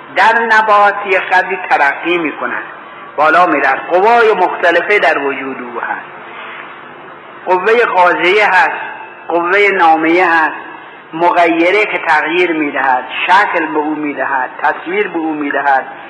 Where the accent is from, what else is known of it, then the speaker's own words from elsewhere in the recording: Iran; گفتم ایرانی هستم